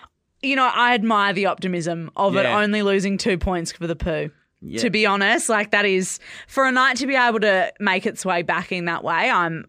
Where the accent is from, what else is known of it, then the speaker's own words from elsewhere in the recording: Perth, Western Australia, Australia; now in Melbourne, Australia; I am from Perth.